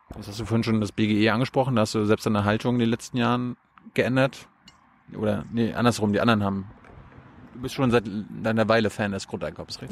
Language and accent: German; Mecklenburg-Vorpommern, Germany; Ich bin jetzt aus Mecklenburg.